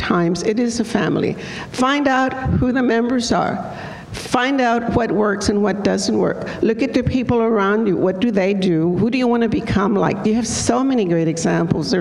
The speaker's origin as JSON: {"language": "English", "country": "Mexico", "tie": "born or raised there", "moved": "yes", "lives_now": "Houston, United States", "said": "I became a naturalized citizen because I was born in Mexico"}